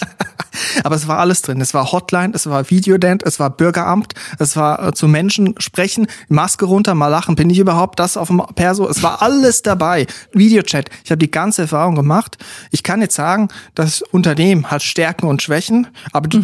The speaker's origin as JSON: {"language": "German", "country": "Switzerland", "moved": "yes", "lives_now": "Germany", "said": "als Schweizer, als Ausländer in diesem deutschen Lande hier"}